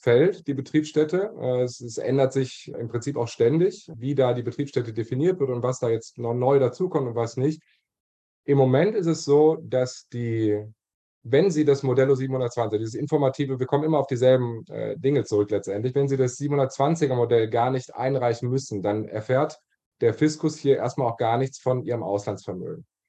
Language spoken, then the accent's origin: German; Germany; now in Barcelona, Spain; als Deutscher